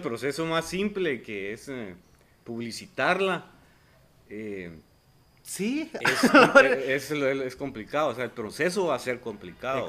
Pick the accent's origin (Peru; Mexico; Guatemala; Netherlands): Guatemala; como chapines